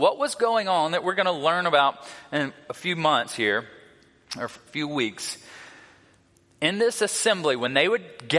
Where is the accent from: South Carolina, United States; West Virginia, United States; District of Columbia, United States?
South Carolina, United States; moved away as an adult; also born or lived in Louisiana; I grew up in South Carolina, about 30 minutes from Clemson University